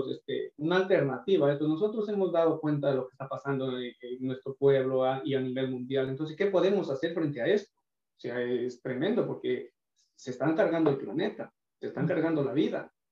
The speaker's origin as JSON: {"language": "Spanish", "country": "Ecuador", "tie": "born there", "said": "Sí, exactamente, estoy hablando de, mi pueblo, de mi provincia."}